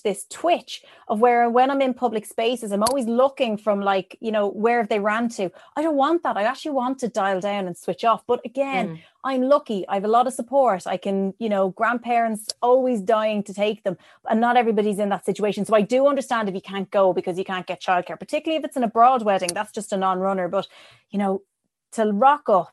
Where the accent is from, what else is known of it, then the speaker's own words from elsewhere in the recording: Ireland; we live so vicariously as Irish weird people